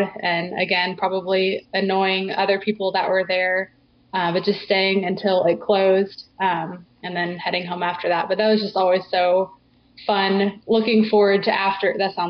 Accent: Texas, United States; moved away as an adult; also born or lived in Oklahoma / Missouri; now in Alabama, United States; I grew up in Texas

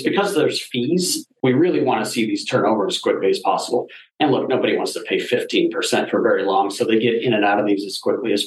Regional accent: Denver, Colorado, United States; I'm from Denver

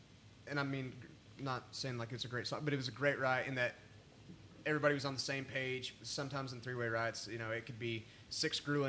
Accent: Lubbock, Texas, United States; moved away as an adult; also born or lived in College Station, Texas; now in Nashville, United States; I've always said how proud I am to be from Lubbock

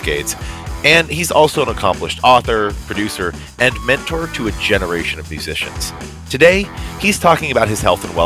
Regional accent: Chattanooga, Tennessee, United States; now in Brooklyn, United States; I went to high school in Chattanooga, Tennessee

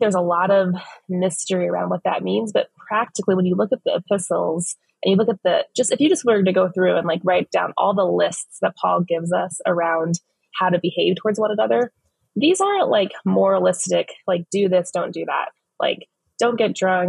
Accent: Phoenix, Arizona, United States; I was born and raised in West Phoenix

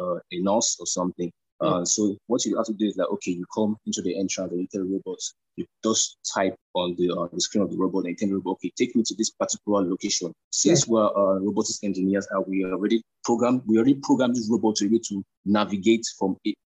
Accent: Nigeria; I'm a Nigerian

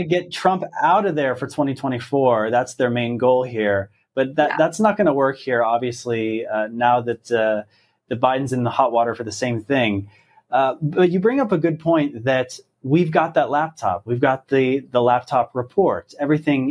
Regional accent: Pennsylvania, United States; I'm from Pennsylvania.

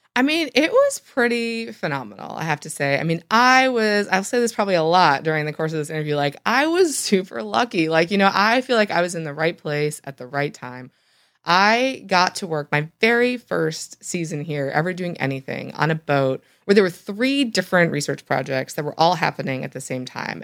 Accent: Michigan, United States; moved away; I actually grew up in Michigan

